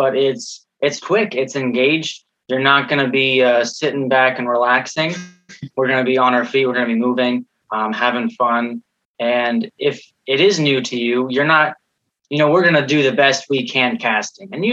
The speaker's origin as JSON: {"language": "English", "region": "Pennsylvania", "country": "United States", "said": "I'm from Pennsylvania"}